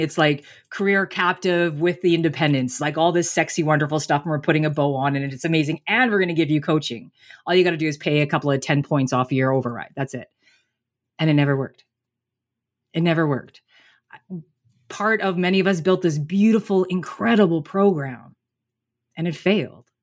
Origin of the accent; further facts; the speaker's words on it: Canada; I'm Canadian